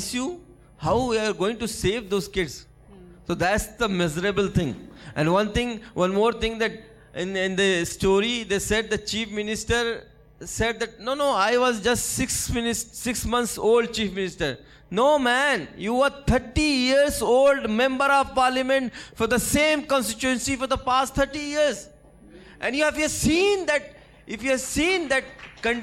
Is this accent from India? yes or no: yes; Gorakhpur, Uttar Pradesh, India; I am from Gorakhpur. I am from Uttar Pradesh